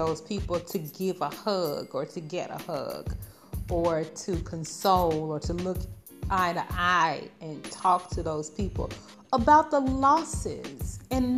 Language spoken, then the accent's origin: English; Arkansas, Georgia, United States; moved away as an adult; now in Qatar; I'm from Georgia in the United States. So, and Arkansas.